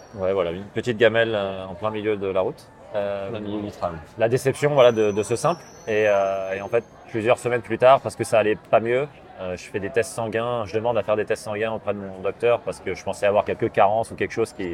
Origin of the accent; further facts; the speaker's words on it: Paris suburbs, Île-de-France, France; moved away as an adult; also born or lived in Gassin / Texas; now in Rennes, France; je suis parisien, banlieusard. Val-de-Marne, Vincennes, puis Saint-Germain-en-Laye dans les Yvelines